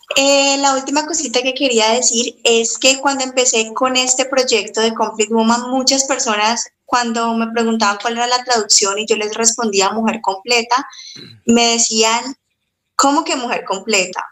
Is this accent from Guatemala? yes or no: no; Cali, Valle del Cauca, Colombia; soy de, de Colombia, de la ciudad de Cali.